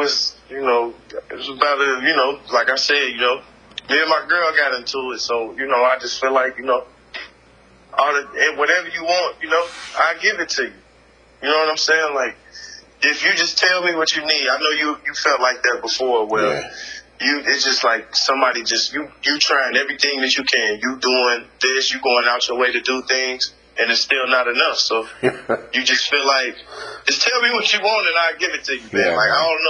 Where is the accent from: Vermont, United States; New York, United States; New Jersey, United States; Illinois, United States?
Illinois, United States; Chicago; In Chicago. {S0} Oh, nice. {S1} In my hometown.